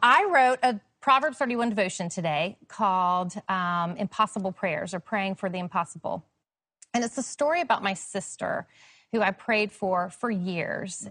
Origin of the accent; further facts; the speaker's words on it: Charlotte, North Carolina, United States; my hometown, Charlotte, North Carolina